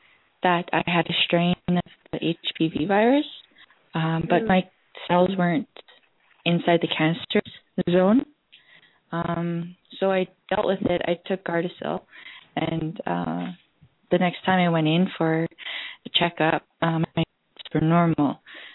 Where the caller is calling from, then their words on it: Calgary, Alberta, Canada; I'm calling from Calgary, Alberta, Canada.